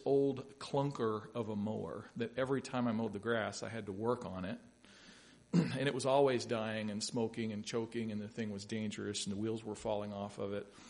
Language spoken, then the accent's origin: English; Louisville, Kentucky, United States; I grew up in Louisville, Kentucky.